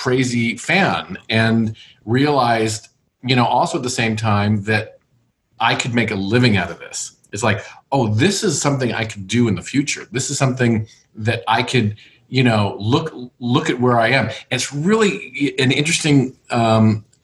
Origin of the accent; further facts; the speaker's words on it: Los Angeles, California, United States; I was born and raised in Los Angeles